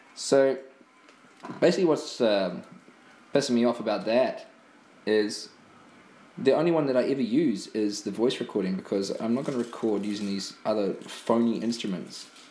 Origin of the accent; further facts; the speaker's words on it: New Zealand; now in Ireland; New Zealand, which is my homeland